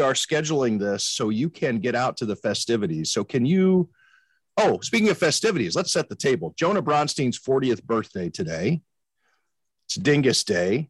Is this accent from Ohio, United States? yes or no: yes; Cleveland, Ohio, United States; I grew up in Cleveland